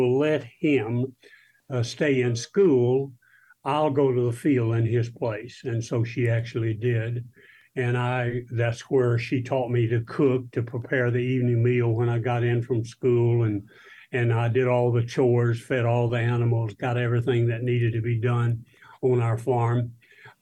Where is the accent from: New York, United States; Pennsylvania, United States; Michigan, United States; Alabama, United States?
Alabama, United States; South; I grew up in South Alabama